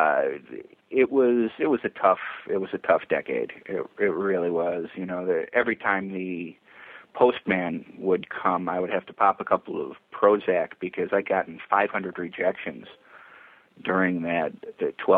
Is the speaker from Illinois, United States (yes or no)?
yes; Chicago, Illinois, United States; I'm from Chicago, a big TV town